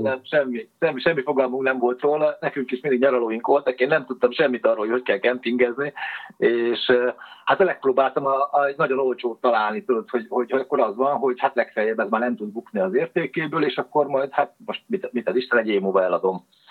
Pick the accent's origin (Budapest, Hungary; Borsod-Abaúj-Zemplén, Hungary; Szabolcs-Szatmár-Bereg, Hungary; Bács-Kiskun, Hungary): Szabolcs-Szatmár-Bereg, Hungary; Nyíregyháza; moved away as an adult; Nyíregyházán mm, nőttem föl, de mivel a nagyszüleim pestiek voltak